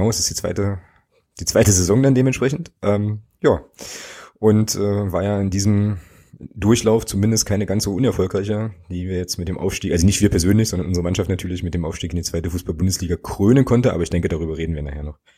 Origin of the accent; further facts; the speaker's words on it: Magdeburg, Saxony-Anhalt, Germany; ich bin ja gebürtiger Magdeburger